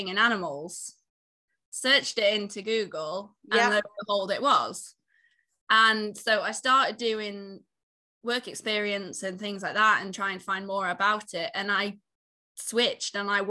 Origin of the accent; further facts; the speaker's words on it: Isle of Man; moved away; I'm from the Isle of Man originally, so I grew up on a farm there